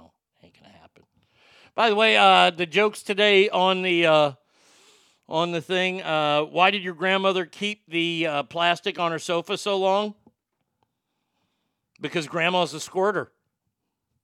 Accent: Texas, United States; I'm from Texas

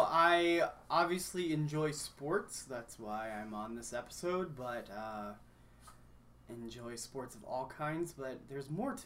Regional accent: Kenya; also born or lived in Cincinnati, United States / Grayson, United States; now in United States; Well, I grew up in Kenya and was not born there. Was actually born in the good old state of Ohio.

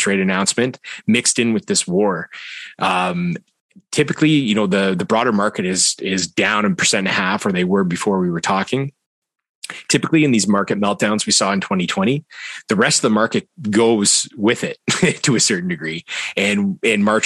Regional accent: Canada; I'm Canadian

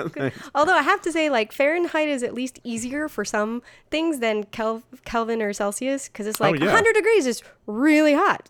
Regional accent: Florida, United States; I grew up in Florida, so I'm very well versed in hurricanes

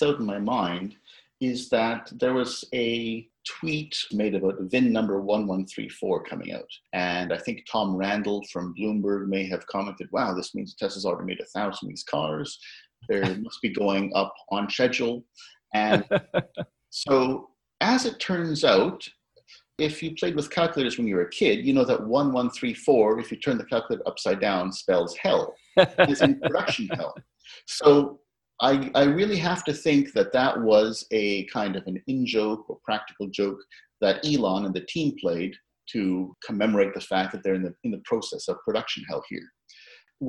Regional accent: Canada; Being Canadian

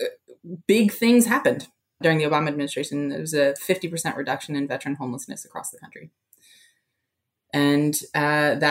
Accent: Appalachia, United States; also born or lived in New Jersey; now in Washington, D.C., United States; I'm from Appalachia

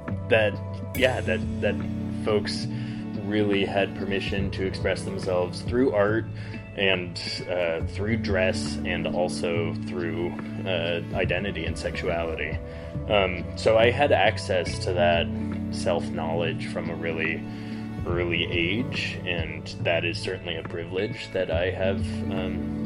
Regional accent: Front Range of Colorado, United States; moved away as an adult; also born or lived in Berlin / London / San Francisco; now in Southern Utah, United States; I grew up on the Front Range of Colorado.

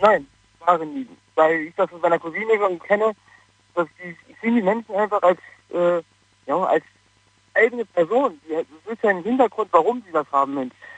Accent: Wanne-Eickel, North Rhine-Westphalia, Germany; moved away as an adult; also born or lived in Bromberg near Pforzheim; now in Pforzheim area, Germany; Ich komme eigentlich aus Nordrhein-Westfalen bei Wanne Eickel. Ich bin hier hingezogen zum Arbeiten

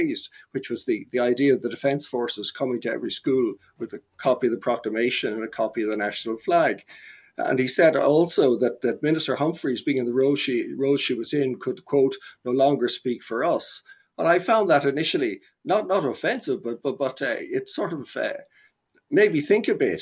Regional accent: Ireland; we in Ireland

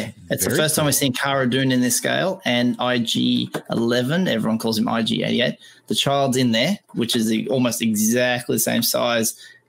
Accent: Australia

